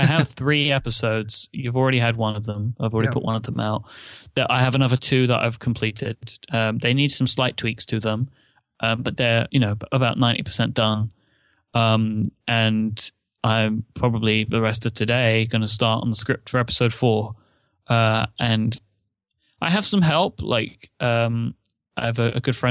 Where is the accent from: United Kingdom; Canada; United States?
United Kingdom; I'm British.